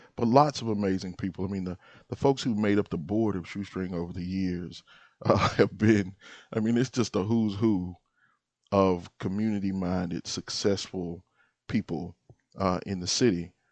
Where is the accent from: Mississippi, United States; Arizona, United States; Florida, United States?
Mississippi, United States; Moorhead; now in Jackson, United States; I was born in Sunflower County in, in Moorhead, and, uh, I take a lot of pride from being, um, being a, a son of the Delta.